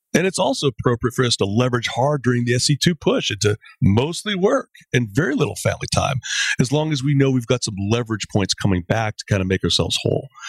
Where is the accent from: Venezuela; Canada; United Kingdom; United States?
Canada